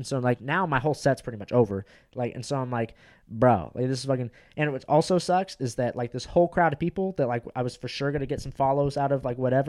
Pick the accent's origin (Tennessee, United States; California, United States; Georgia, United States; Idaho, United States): California, United States; Orange County; I'm from Orange County.